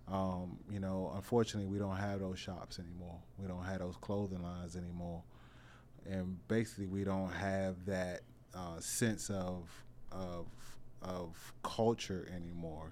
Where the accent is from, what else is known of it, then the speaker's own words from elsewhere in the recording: Washington, District of Columbia, United States; also born or lived in Capitol Heights, Maryland / Suitland, Maryland; I'm from Northeast, uh, Bend and Road, Clay Street er, area